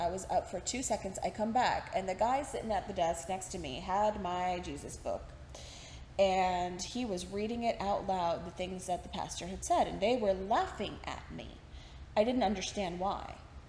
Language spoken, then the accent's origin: English; Texas, United States; accent: Texan; because I know you've noticed in this that my accent has come out a little bit. When I talk about my time in Texas, it's hard not to, because I'm remembering as I'm going.